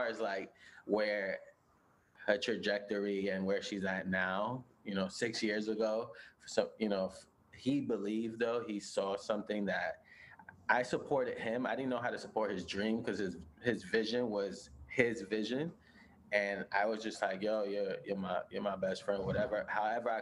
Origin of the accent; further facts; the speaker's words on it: New York City, New York, United States; moved away as an adult; now in Los Angeles, United States; I was born and raised in Brooklyn, in Bushwick, and I moved to LA in 2014